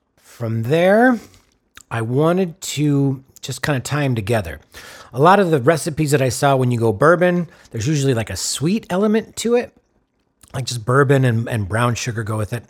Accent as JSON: {"language": "English", "region": "Wisconsin", "country": "United States", "tie": "born or raised there", "said": "my home state of Wisconsin."}